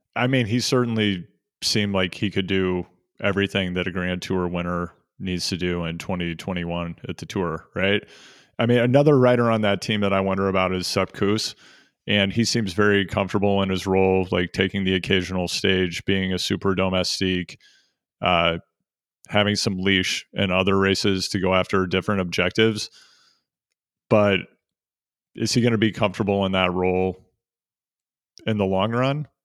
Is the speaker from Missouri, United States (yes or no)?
yes; Missouri, United States; I grew up in Missouri